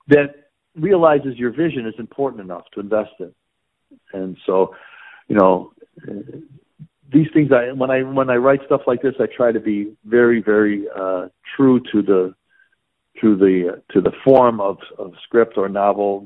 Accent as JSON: {"language": "English", "town": "Chicago", "region": "Illinois", "country": "United States", "tie": "born or raised there", "said": "I grew up again in the Coldwater Flat near the stockyards here"}